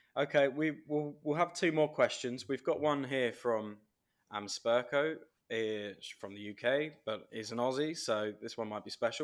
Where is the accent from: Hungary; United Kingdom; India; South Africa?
United Kingdom; England; as an Englishman